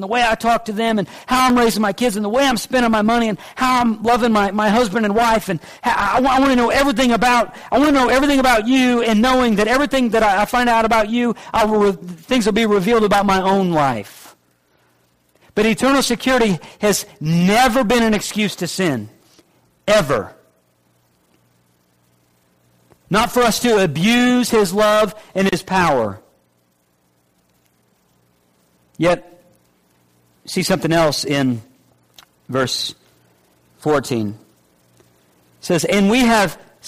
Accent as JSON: {"language": "English", "region": "the North", "country": "United States", "moved": "yes", "lives_now": "Middle Georgia, United States", "said": "I'm from the North"}